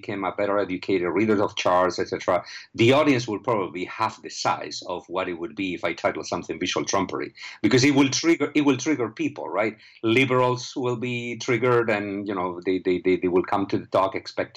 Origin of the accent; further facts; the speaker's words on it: Spain; moved away; I am originally from Spain